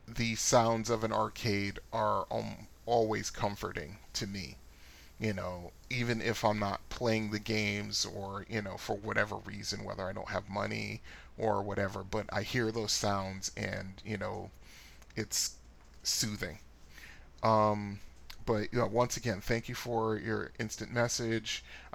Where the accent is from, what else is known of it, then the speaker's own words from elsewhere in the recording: Annapolis, Maryland, United States; my two most memorable arcades growing up in the Annapolis, Maryland area were Aladdin's Castle and the Funcade